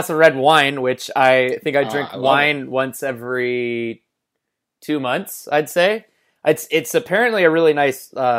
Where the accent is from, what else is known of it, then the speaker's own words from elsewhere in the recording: California, United States; I'm not home anymore, but home where I grew up in the Bay Area for Thanksgiving, seeing family and stuff.